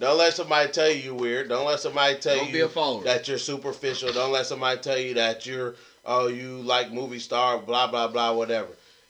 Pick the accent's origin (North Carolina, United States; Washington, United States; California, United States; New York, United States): California, United States; the Valley; I'm hella old. … I ain't from the Bay. I'm from the Valley.